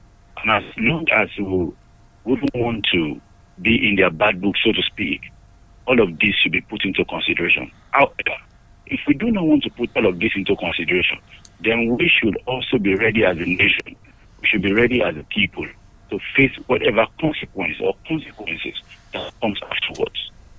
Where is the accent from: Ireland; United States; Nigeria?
Nigeria; I'm a Nigerian.